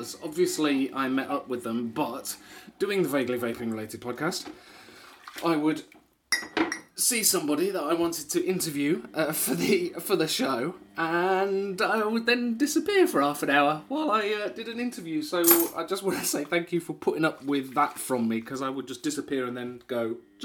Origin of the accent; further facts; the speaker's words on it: Wisbech, East of England, United Kingdom; moved away; I grew up in Wisbeach.